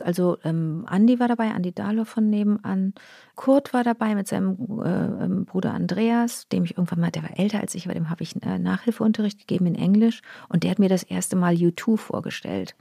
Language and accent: German; Rösrath, North Rhine-Westphalia, Germany; also born or lived in Montreal, Canada; ich habe schönste Erinnerungen an Rösrath. Das war wirklich mein, das war echt ein schönes Zuhause